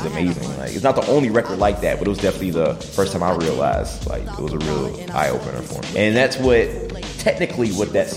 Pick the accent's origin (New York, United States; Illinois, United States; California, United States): Illinois, United States; Chicago; I'm a rapper from Chicago.